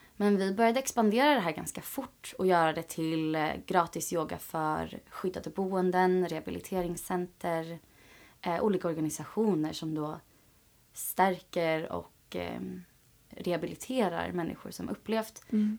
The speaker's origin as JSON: {"language": "Swedish", "town": "Åkersberga", "region": "Stockholm County", "country": "Sweden", "said": "jag är ju från Sverige, mm. från mm. Åkersberga"}